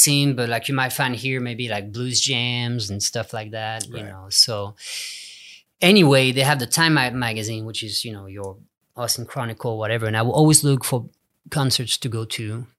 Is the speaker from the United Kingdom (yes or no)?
yes; England, United Kingdom; now in United States; In LA, there was great players, but it was in the rock and roll style. So I felt at home.